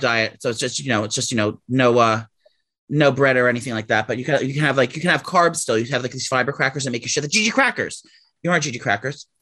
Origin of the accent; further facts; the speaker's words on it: New York City, New York, United States; as a young gay boy growing up in New York City